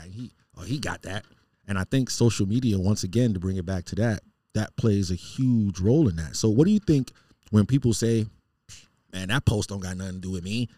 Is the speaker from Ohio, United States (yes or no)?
no; New York City, New York, United States; moved away; Growing up in Queens